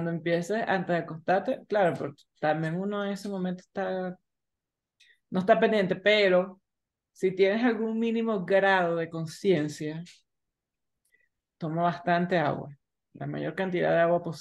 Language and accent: Spanish; Venezuela; moved away; Yo cuando, yo cuando yo me vine de Venezuela cargando mi paquete de CDs, ¿no?